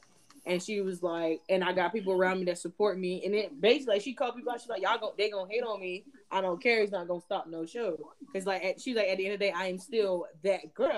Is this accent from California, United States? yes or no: no; Miami, Florida, United States; I'm from Miami